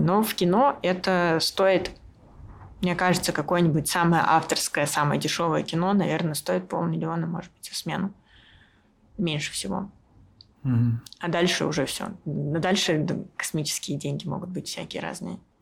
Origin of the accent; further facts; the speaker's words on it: Russia; now in Yerevan, Armenia; я режиссер из России